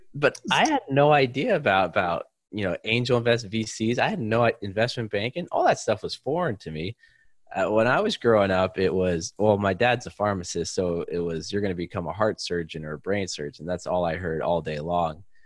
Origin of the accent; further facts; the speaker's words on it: East Bay, Silicon Valley, California, United States; moved away as an adult; also born or lived in China; I grew up in the East Bay, Silicon Valley, about 40 minutes uh, east of San Francisco